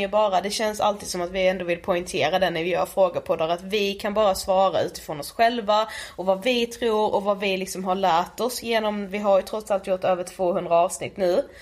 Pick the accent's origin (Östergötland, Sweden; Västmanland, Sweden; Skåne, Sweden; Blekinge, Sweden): Blekinge, Sweden; Karlshamn; moved away; vi är hemma i Karlshamn, sitter just nu hemma hos min mamma